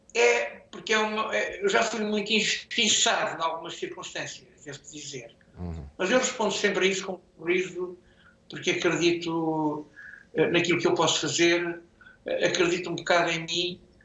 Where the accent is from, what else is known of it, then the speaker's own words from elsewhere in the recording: Chamusca, Santarém District, Portugal; now in Anadia, Portugal; minha terra natal, Chamusca